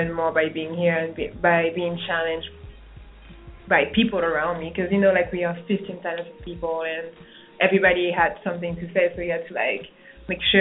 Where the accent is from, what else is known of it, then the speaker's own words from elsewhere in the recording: French Guiana; English is a second language; also born or lived in Paris, France / Iowa, United States / San Francisco, United States; now in Dallas, United States; I was born and raised in French Guiana in South America